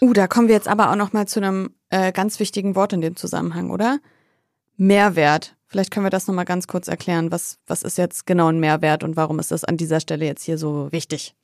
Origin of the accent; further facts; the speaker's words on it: Wolfsburg, Lower Saxony, Germany; Also, ich komme aus Wolfsburg.